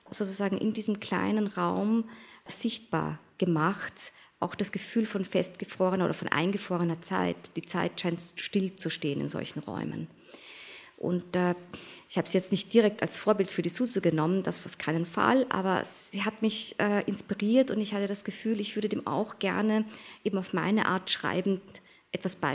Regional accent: Austria; Also ich bin so, wie ich jetzt hier vor Ihnen sitze, sowohl Österreicherin als auch Japanerin

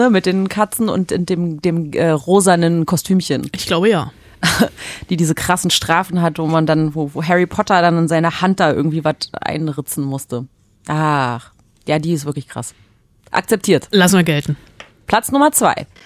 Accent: France; Da sage ich als Franzose Chapeau.

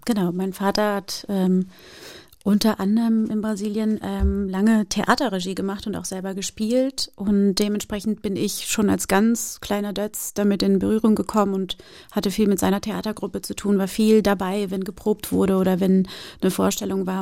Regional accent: Germany; German is a second language; also born or lived in Brazil / Rio de Janeiro; meinen ersten Schultag, Schultag in Deutschland

